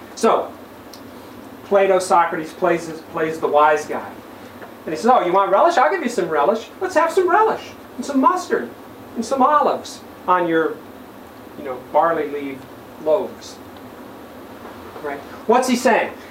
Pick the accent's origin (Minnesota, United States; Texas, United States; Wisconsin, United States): Minnesota, United States; St. Cloud; my hometown of scenic St. Cloud, Minnesota